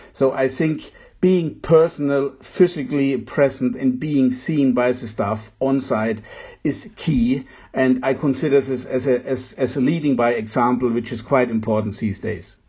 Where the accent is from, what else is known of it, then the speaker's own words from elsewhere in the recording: Germany; As a German